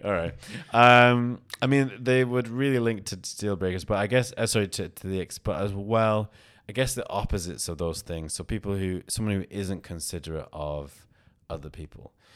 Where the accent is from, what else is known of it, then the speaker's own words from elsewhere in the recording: United Kingdom; I'm, I'm from the U K